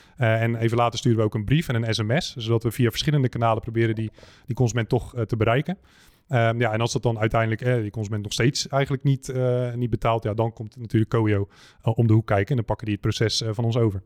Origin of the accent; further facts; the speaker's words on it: Netherlands; wij als Nederlanders